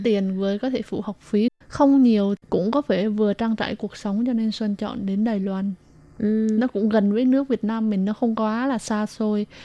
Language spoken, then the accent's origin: Vietnamese; Binh Phuoc, Vietnam; now in Taipei, Taiwan; Mình đến từ Bình Phước, Việt Nam.